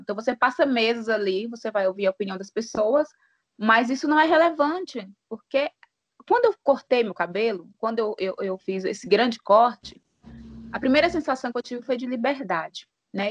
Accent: Januária, Minas Gerais, Brazil; sou mineira de Januária

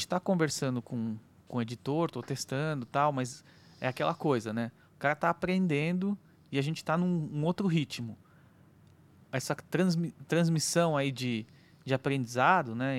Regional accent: Brazil; a gente é brasileiro

